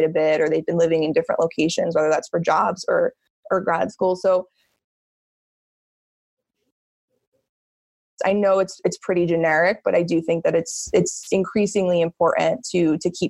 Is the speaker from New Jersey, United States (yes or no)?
yes; New Jersey, United States; moved away as an adult; also born or lived in Florida / Colorado; I am from New Jersey originally